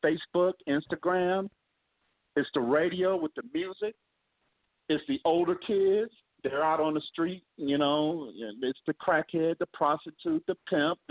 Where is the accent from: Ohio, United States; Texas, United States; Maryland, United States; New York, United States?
Ohio, United States; Akron; my hometown, by the way, Akron, Ohio